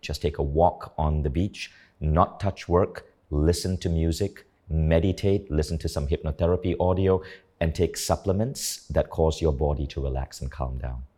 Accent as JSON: {"language": "English", "region": "Kuala Lumpur", "country": "Malaysia", "tie": "born or raised there", "also_born_or_lived": "United States", "moved": "as an adult", "said": "growing up in Malaysia"}